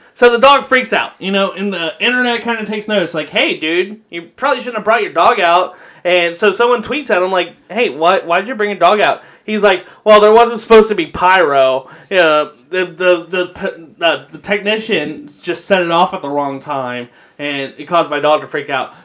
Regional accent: Kentucky, United States; I'm from Kentucky here

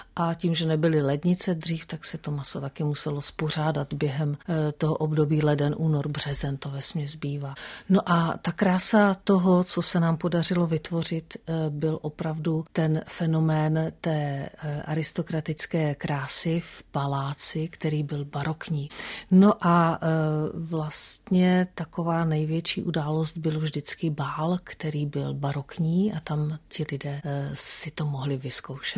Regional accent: Czechia; also born or lived in Mexico / France / Italy; u nás v období komunismu

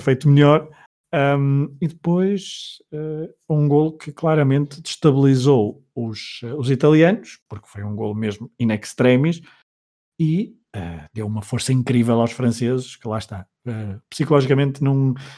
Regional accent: Portugal; nos diz muito enquanto portugueses

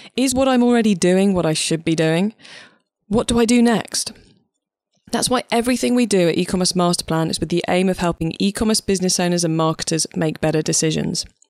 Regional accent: Cornwall, South West England, United Kingdom; I'm actually Cornish

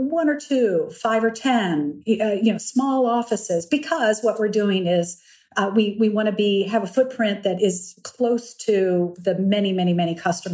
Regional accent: Lexington, Virginia, United States; I was raised in Lexington, Virginia

